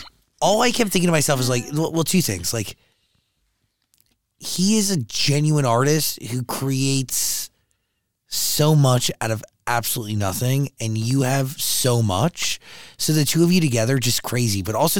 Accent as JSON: {"language": "English", "region": "New Jersey", "country": "United States", "said": "New Jersey."}